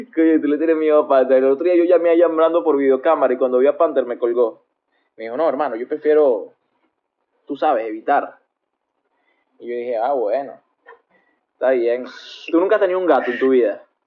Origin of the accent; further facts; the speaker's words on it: Venezuela; moved away as an adult; Yo, que salí de Venezuela eh, huyendo de la dictadura